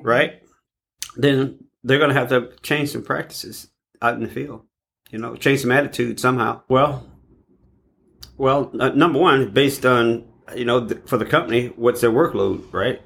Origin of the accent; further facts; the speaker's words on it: East St. Louis, Illinois, United States; I was born and raised in East St. Louis.